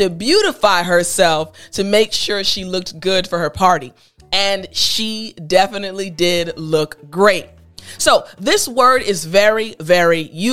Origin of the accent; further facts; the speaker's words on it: United States; As an American, as an African-American woman